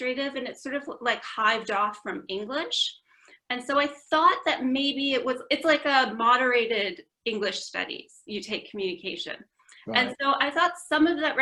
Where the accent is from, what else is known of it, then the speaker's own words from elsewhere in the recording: Vancouver, British Columbia, Canada; moved away as an adult; also born or lived in Toronto / Ottawa; now in United Kingdom; I'm Canadian. I grew up in Vancouver